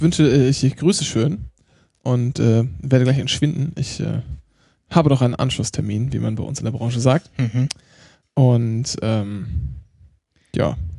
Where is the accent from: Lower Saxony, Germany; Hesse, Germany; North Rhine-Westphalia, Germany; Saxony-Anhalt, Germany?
Lower Saxony, Germany; East Frisia; ich komme halt aus Ostfriesland und spreche Plattdeutsch